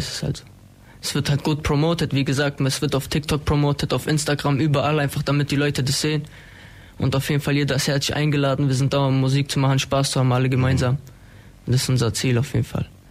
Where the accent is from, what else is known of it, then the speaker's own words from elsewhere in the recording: Ulm, Baden-Württemberg, Germany; Ich bin 19 Jahre alt, komme aus Ulm-Wiebling